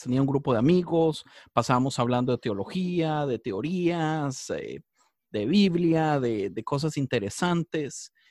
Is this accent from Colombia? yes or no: no; Costa Rica; moved away as an adult; now in Los Angeles, United States; Yo estoy en Los Ángeles, aunque soy de Costa Rica, vivo en Los Ángeles tal vez como desde hace dieciocho años